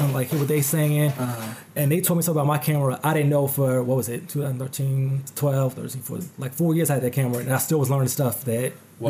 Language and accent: English; New Jersey, United States; Which, you know, I'm from Jersey, but, you know, still, I got to travel for it.